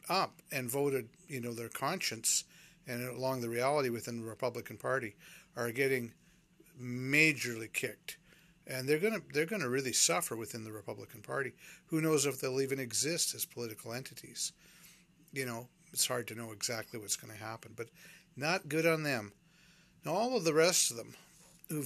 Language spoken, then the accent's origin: English; Canada; also born or lived in Vancouver, Canada; I'm a Canadian